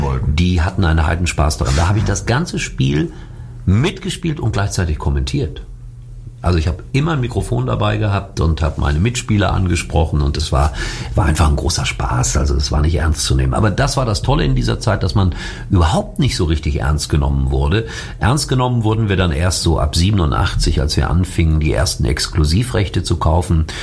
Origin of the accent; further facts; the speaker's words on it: Schalke, North Rhine-Westphalia, Germany; ich bin Schalker. Ich bin da groß geworden. Das ist meine Heimat